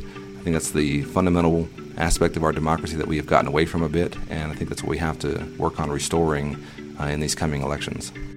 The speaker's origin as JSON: {"language": "English", "region": "North Texas", "country": "United States", "tie": "born or raised there", "said": "I'm running here in my hometown where I was born and raised"}